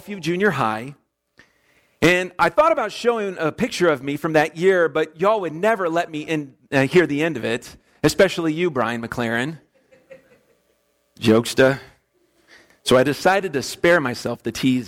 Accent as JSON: {"language": "English", "town": "West Palm Beach", "region": "Florida", "country": "United States", "tie": "born or raised there", "also_born_or_lived": "Orlando, Florida", "moved": "as an adult", "lives_now": "Kansas, United States", "said": "my hometown of West Palm Beach."}